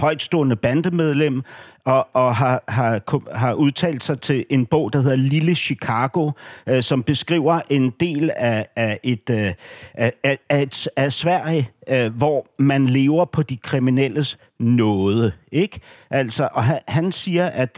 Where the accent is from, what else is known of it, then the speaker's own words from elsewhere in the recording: Berlin, Germany; moved away; min opvækst i Vestberlin